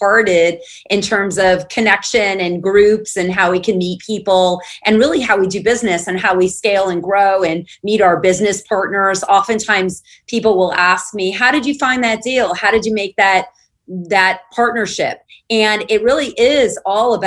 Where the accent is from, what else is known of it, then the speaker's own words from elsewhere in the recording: Southern California, United States; moved away as an adult; now in Austin, United States; I'm actually a Southern California gal